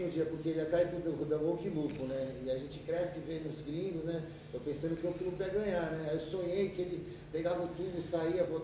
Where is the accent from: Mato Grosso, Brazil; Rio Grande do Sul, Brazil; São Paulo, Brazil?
São Paulo, Brazil; Guarujá; born there; Nasci no Guarujá.